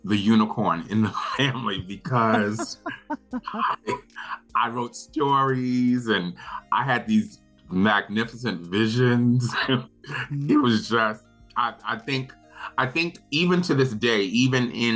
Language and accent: English; New York City, New York, United States; now in Brooklyn, United States; I grew up in Queens, Laurelton, Queens, to be exact